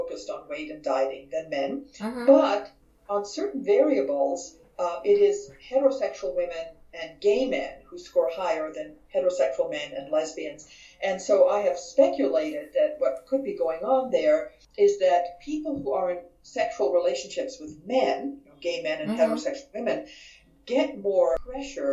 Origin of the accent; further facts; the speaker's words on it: Vienna, Austria; now in San Diego, United States; I am originally from Vienna, Austria